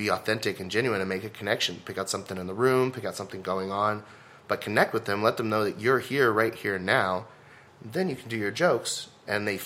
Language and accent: English; Southlake, Texas, United States; So I was like, oh, I grew up in Southlake. I speak rich